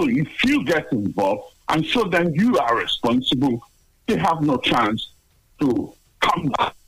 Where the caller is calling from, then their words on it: London, United Kingdom; I'm calling from Tottenham.